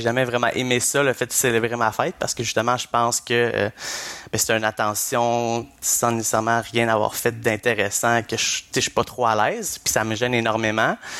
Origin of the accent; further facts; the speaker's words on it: Blainville, Quebec, Canada; moved away as an adult; je suis parti vraiment de Blainville, où que je résidais euh, chez mes parents, et je suis allé directement après euh, à Québec, à l'Université Laval